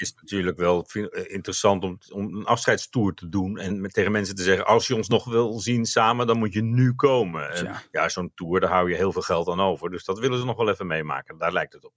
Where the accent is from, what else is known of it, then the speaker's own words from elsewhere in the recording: North Brabant, Netherlands; ik kom uit Brabant net als jij